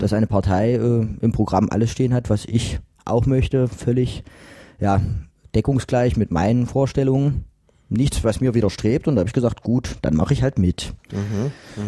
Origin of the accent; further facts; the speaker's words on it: Mühlhausen, Thuringia, Germany; now in Jena, Germany; Ich komme aus Mühlhausen gebürtig, habe da quasi bis zum 18. Lebensjahr verbracht.